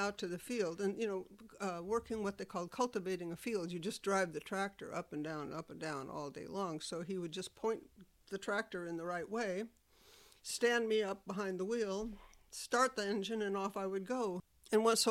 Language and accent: English; Nebraska, United States; moved away; also born or lived in Southern California; I grew up in Nebraska in a small town outside of Omaha